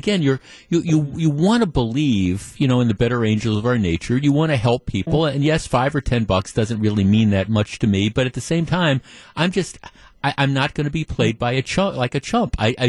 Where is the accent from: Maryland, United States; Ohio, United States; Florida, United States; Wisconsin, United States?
Wisconsin, United States; Hayward; Right, same thing as me. I'm from Hayward, Wisconsin.